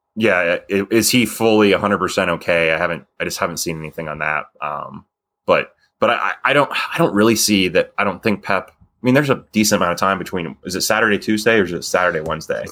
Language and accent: English; United States; as an American